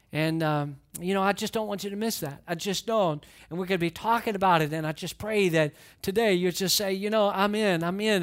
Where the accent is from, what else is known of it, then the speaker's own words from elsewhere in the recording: Atlanta, Georgia, United States; also born or lived in Valdosta, Georgia; I grew up in Atlanta, but for a few short years, we lived in Valdosta, Georgia